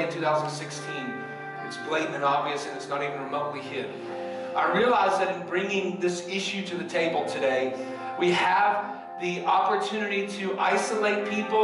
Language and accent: English; the South, United States; I grew up in the South in 1968